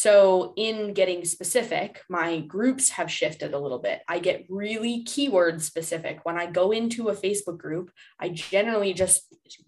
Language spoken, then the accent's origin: English; Cleveland, Ohio, United States; I'm from Cleveland